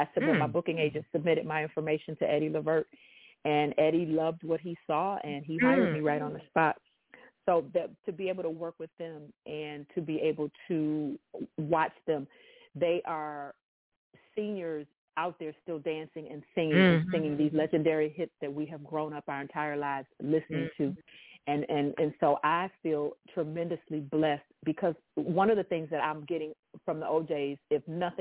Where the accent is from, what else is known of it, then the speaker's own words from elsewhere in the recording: Detroit, Michigan, United States; I'm from Detroit, Michigan